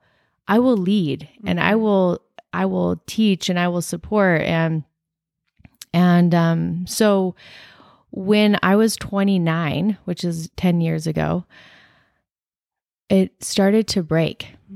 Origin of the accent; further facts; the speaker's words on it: Gilbert, Arizona, United States; I grew up in Gilbert.